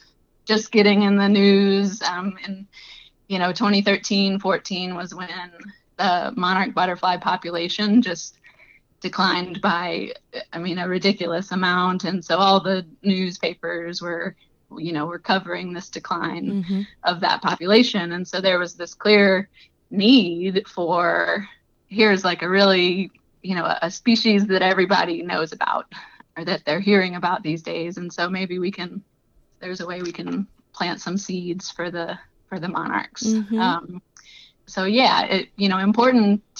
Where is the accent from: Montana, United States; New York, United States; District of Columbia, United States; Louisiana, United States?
Louisiana, United States; Southeast; moved away as an adult; now in Iowa, United States